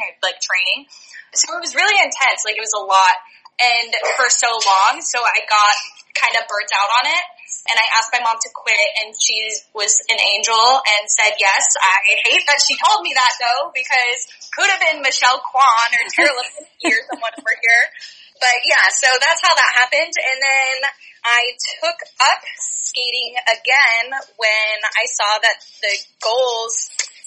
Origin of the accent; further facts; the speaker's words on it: Orange County, California, United States; moved away as an adult; also born or lived in San Francisco; now in San Diego, United States; I'm from Orange County